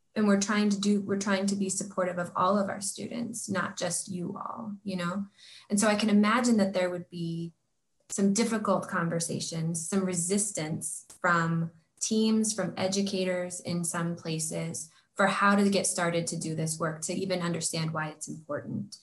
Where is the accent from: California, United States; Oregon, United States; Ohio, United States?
Oregon, United States; As this like white kid growing up in Oregon.